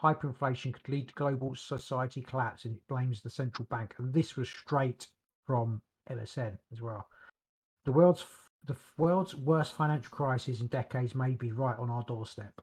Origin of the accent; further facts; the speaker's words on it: United Kingdom; we're British